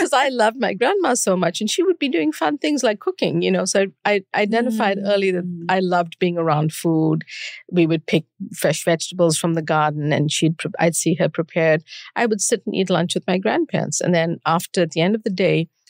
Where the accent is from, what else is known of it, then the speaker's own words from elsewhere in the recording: South Africa; moved away as an adult; now in United States; I grew up during apartheid in South Africa and moved to study here.